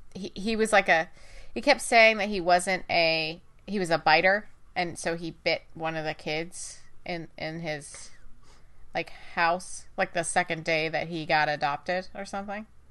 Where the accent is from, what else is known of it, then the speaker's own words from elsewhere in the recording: United States; we're American, just because we're English speakers